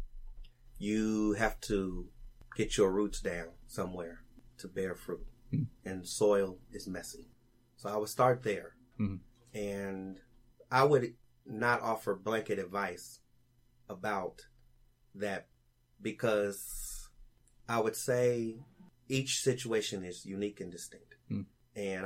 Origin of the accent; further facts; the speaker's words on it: Los Angeles, California, United States; I'm from Los Angeles